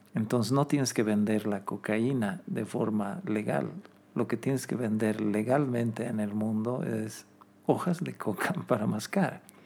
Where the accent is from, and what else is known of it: Bolivia